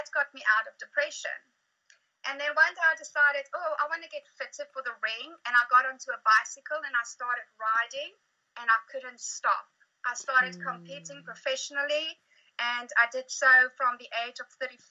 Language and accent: English; South Africa; now in Pegasus, New Zealand; born in South Africa, found myself home in New Zealand. So, I'm out in a tiny little town called Pegasus